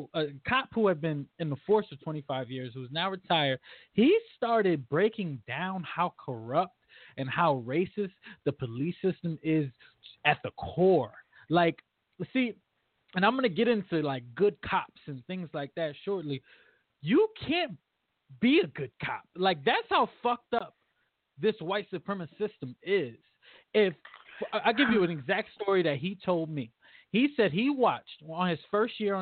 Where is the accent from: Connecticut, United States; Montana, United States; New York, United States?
Connecticut, United States; Bridgeport; I'm from Bridgeport, Connecticut, my entire life